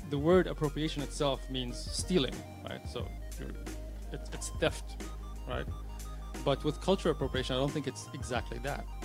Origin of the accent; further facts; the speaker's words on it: Abu Dhabi, United Arab Emirates; I'm born and raised in Abu Dhabi. I still live there.